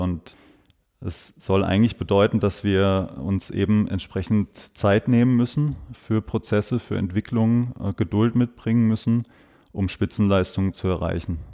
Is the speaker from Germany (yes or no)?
yes; Breisach, Baden-Württemberg, Germany; also born or lived in Freiburg; ich bin zwar in Freiburg geboren, ich bin ein Freiburger Bobbele, wie man, wie man so schön sagt. Ich bin im St. Elisabethen Krankenhaus zur Welt gekommen, bin aber in Breisach, Breisach-Niederremsingen aufgewachsen